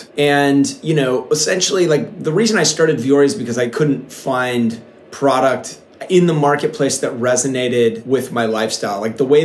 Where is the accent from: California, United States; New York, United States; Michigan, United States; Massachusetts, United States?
California, United States; Encinitas; we're from Encinitas, California, which sometimes I sound like I'm a salesperson for Encinitas, but it's one of the coolest little towns in America. It's situated in North County, San Diego.